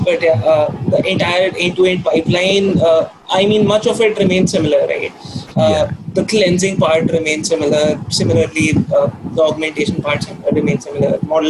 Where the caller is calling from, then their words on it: India; So I'm logging in from India